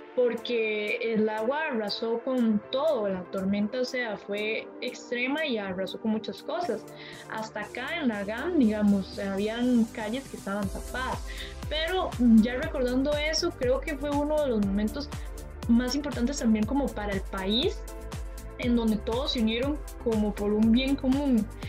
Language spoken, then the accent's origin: Spanish; Palmares, Alajuela, Costa Rica; yo soy de Palmares